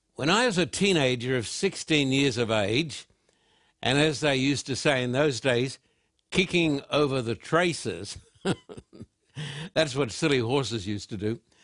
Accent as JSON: {"language": "English", "country": "Australia", "tie": "born or raised there", "said": "growing up in Australia"}